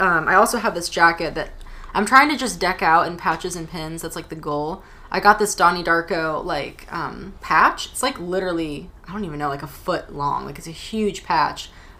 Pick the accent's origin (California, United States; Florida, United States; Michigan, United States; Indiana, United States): Florida, United States; Stuart; moved away as an adult; I was born in Stuart, Florida, and I lived there till I was 23.